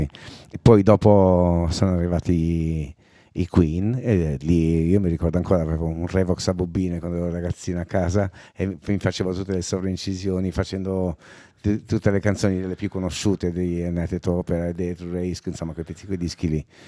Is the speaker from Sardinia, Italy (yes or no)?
yes; Sardinia, Italy; accent: Sardinian; io non ho scelto di avere l'accento sardo, è semplicemente che tutti quelli che mi parlavano avevano l'accento sardo, per cui emulando quel suono lì mi è venuto l'accento sardo anche a me.